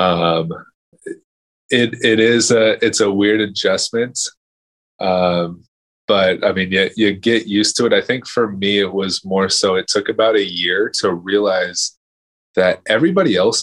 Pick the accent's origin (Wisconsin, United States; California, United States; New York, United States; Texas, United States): California, United States; Southern; also born or lived in Canada; I grew up in Southern California